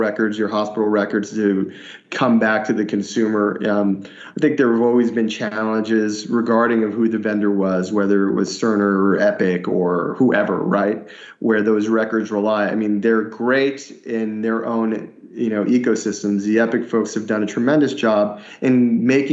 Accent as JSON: {"language": "English", "region": "Northeast", "country": "United States", "tie": "born or raised there", "moved": "yes", "lives_now": "Southeast, United States", "said": "I grew up in the Northeast"}